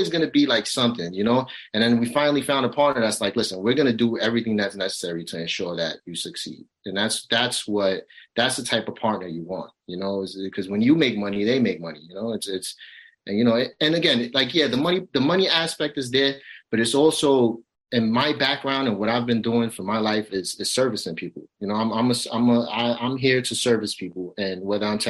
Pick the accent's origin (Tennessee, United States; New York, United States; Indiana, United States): New York, United States; New York City; I come from a rough neighborhood. I grew up in Brownsville